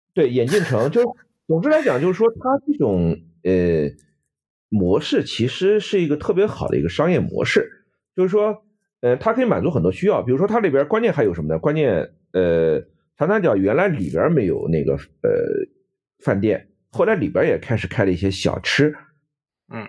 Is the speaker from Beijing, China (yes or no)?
no; Nanjing, Jiangsu, China; now in Canada; 我们南京人都叫军人俱乐部